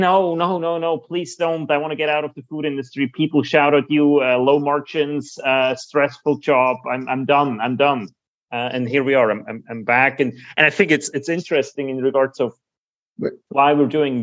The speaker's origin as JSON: {"language": "English", "country": "Switzerland", "tie": "born or raised there", "said": "I grew up in Switzerland, so it cannot be more more Swiss than"}